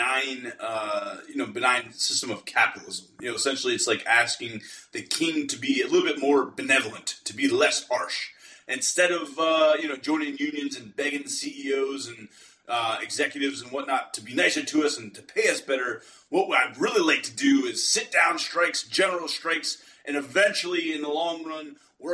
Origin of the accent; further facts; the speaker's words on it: Pittsburgh, Pennsylvania, United States; I'm from Pittsburgh